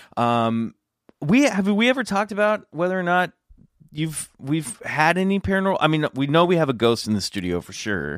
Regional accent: Kansas, United States; I grew up in Kansas

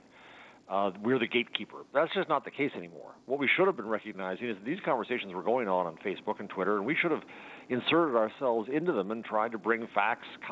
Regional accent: United States; as an American and as a journalist

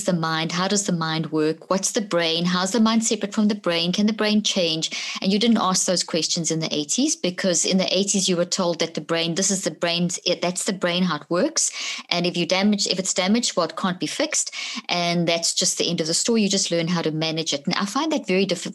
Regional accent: South Africa; also born or lived in Zimbabwe; I was born in Zimbabwe, grew up in South Africa.

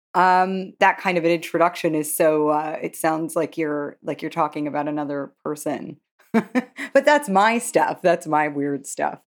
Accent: New York, United States; growing up in Manhattan

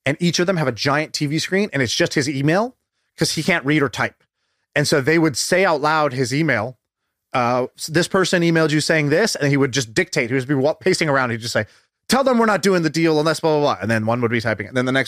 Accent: Tulsa, Oklahoma, United States; born there; also born or lived in Denver / Texas / China / Indonesia; Tulsa. Yeah. Denver, Texas, China, Indonesia, Australia, San Francisco. Yeah, that's it. And maybe a little bit of London too.

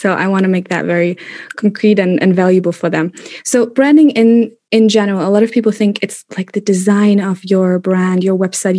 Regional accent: Germany; moved away as an adult; also born or lived in Madrid, Spain / Kuala Lumpur, Malaysia / London, United Kingdom; In Germany. I grew up in Germany, born and raised

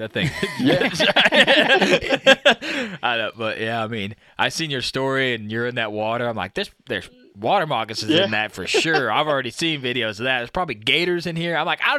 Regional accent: Midwest, United States; I'm from the Midwest

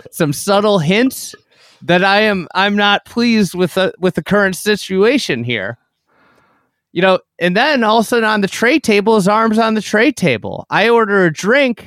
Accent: Midwest, United States; I'm a Midwesterner

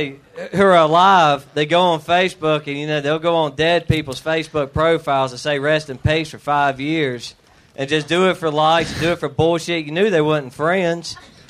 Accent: Mississippi, United States; I am from Mississippi.

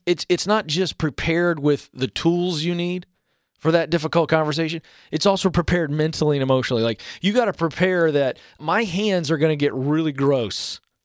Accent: coast of Virginia, United States; I'm a Southerner, all right? Grew up on the coast of Virginia

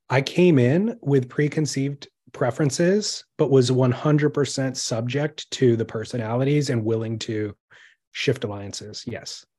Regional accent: California, United States; I am American or Californian

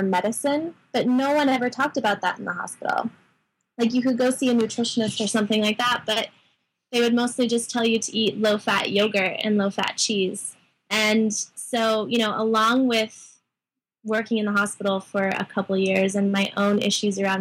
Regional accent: Sedona, Arizona, United States; born or raised there

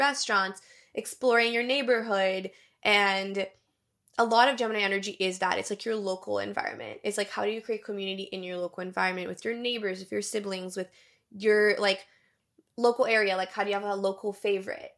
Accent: Brazil; born or raised there; moved away

